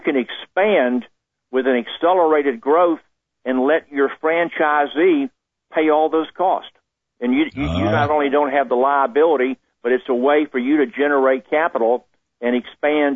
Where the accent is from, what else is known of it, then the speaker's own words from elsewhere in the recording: Jacksonville, Florida, United States; I grew up in Jacksonville, Florida